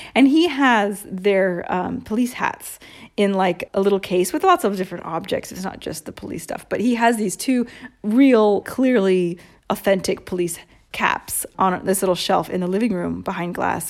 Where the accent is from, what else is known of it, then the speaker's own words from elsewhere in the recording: United States; moved away as an adult; now in Italy; me being an American